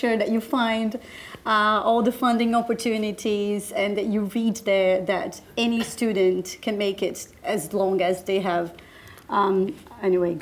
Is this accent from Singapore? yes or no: no; Brazilian Amazon, Brazil; moved away as an adult; now in Oxford, United Kingdom; I was born and raised in the Brazilian Amazon